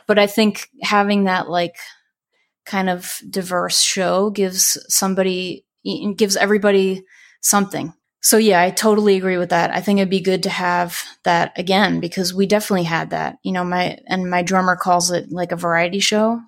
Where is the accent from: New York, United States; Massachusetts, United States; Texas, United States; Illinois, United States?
New York, United States; Long Island; now in Florida, United States; I used to actually take the train in from Long Island all the time when I was a kid